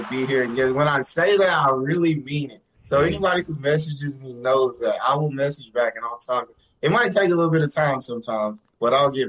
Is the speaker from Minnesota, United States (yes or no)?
no; Greenville, Texas, United States; Grew up, born and raised in Greenville, Texas. It's like a small town of like 28,000 people. It was kind of the country, basically. But grew up with five siblings. All grew up together, graduated from Greenville